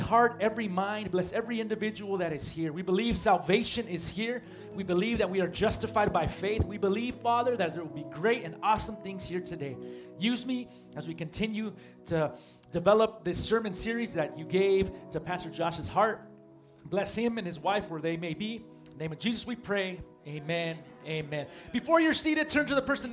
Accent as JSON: {"language": "English", "town": "San Marcos", "region": "California", "country": "United States", "tie": "born or raised there", "said": "I grew up at a church not too far away from here in San Marcos"}